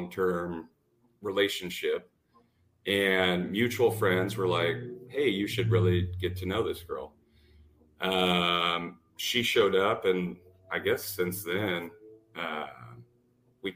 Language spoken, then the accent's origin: English; Washington, United States; moved away as an adult; also born or lived in Dallas, Texas; I'm from Washington State. I'm back in Washington State now